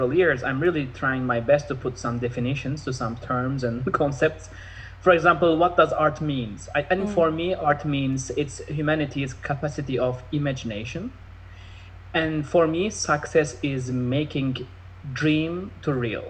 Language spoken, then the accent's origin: English; Istanbul, Turkey; now in Los Angeles, United States; I was in Istanbul. I'm originally from Turkey, Istanbul